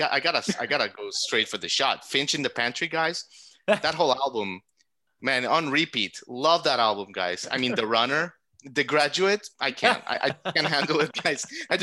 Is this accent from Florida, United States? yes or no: yes; South Florida, United States; I'm from South Florida. It's kind of a different country, but still.